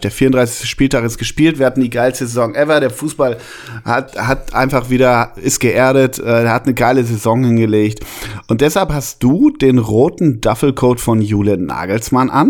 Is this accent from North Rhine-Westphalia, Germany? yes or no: yes; North Rhine-Westphalia, Germany; bei uns in Westfalen